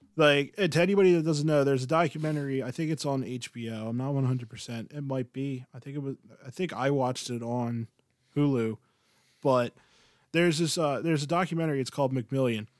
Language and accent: English; Philadelphia, Pennsylvania, United States; we are from Philly